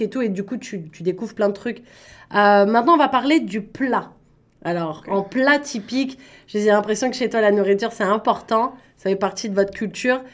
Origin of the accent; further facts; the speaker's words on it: Paris, Île-de-France, France; moved away as an adult; now in Ontario, Canada; je viens de Paris